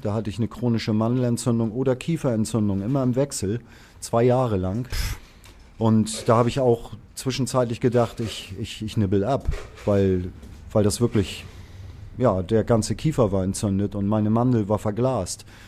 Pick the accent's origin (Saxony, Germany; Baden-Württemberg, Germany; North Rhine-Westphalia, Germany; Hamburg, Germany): Hamburg, Germany; ich bin mhm. ge gebürtiger Hamburger